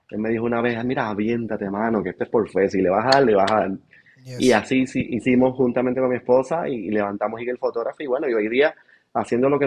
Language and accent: Spanish; Panama; now in Puerto Rico; Eh, yo soy panameño, si no sabían. Vivo aquí en, en Puerto Rico ya hace, desde el 2010 llegué